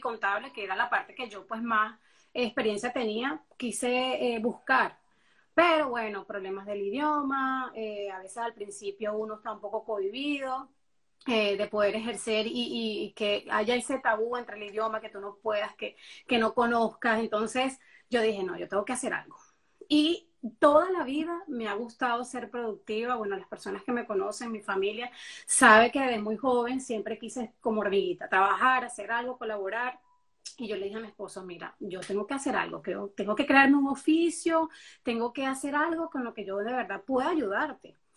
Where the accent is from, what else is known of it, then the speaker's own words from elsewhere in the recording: Venezuela; moved away as an adult; now in Miami, United States; mi país natal, Venezuela, yo no trabajaba nada de lo que estoy haciendo actualmente ahora en Miami